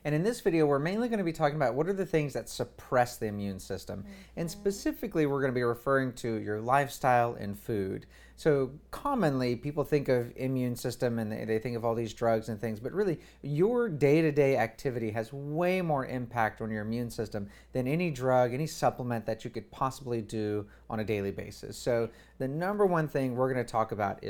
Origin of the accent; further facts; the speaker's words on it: United States; we're American